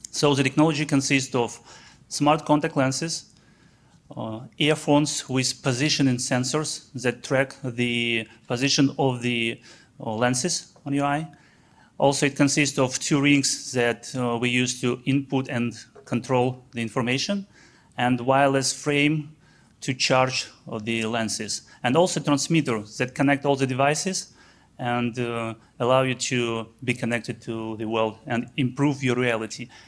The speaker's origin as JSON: {"language": "English", "country": "Belarus", "said": "I'm from Eastern Europe, from Belarus."}